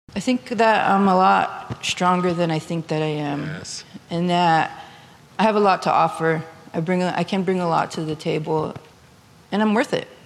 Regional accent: New Town, North Dakota, United States; now in Bismarck, United States; I live in Bismarck, but I'm originally from Newtown. I grew up on the Fort Berthold Reservation

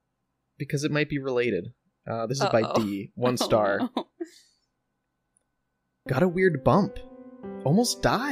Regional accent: Ohio, United States; We are from Ohio.

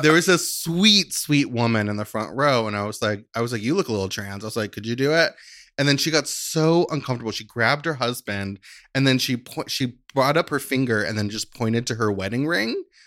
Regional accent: Christian County, Kentucky, United States; moved away; I was born and raised in in Kentucky

